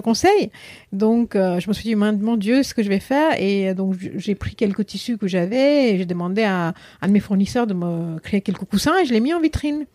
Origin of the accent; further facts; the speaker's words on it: India; French is a second language; moved away as an adult; now in Paris, France; en Inde aussi, ce qui est important à savoir, c'est qu'on ne parle pas une langue. On parle plusieurs langues parce qu'on parle la langue nationale qui est hindi et souvent on parle notre langue maternelle